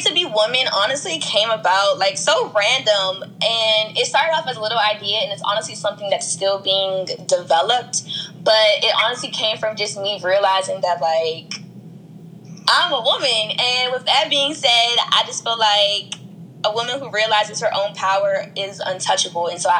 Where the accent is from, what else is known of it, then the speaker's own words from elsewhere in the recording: Prince George's County, Maryland, United States; I'm from PG County, Maryland.